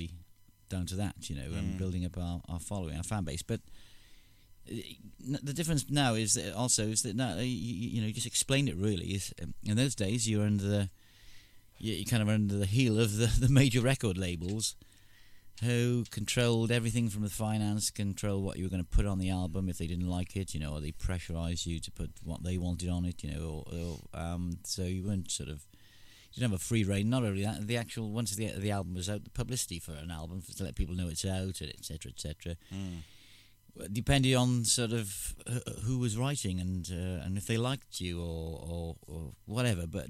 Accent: Wales, United Kingdom; I'm Welsh.

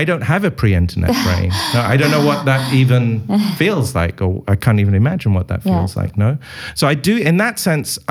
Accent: United Kingdom; being British

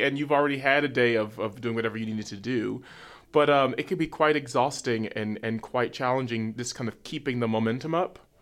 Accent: New York City, New York, United States; I'm from Harlem, New York

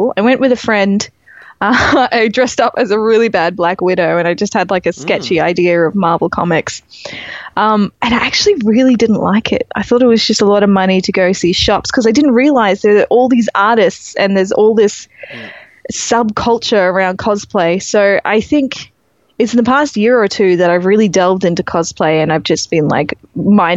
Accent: Werribee, Victoria, Australia; now in Brisbane, Australia; I grew up in Werribee, fastest growing suburb in Australia.

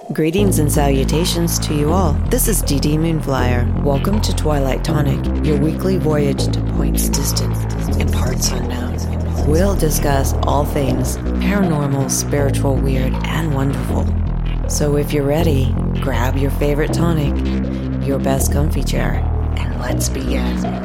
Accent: Miamisburg, Ohio, United States; also born or lived in Dayton; I grew up in Dayton, but I was raised in Miamisburg

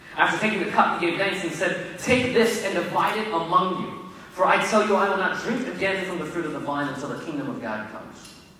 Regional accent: Richmond, Virginia, United States; also born or lived in Florida / Haiti; I moved back to my hometown of Richmond, Virginia

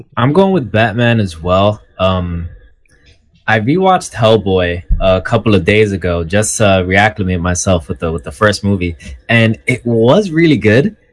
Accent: New York City, New York, United States; I'm from Manhattan.

